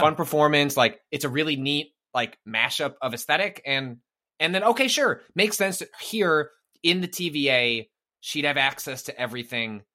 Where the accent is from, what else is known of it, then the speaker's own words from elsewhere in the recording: northwest suburbs of Chicago, Illinois, United States; I'm from the northwest suburbs of Chicago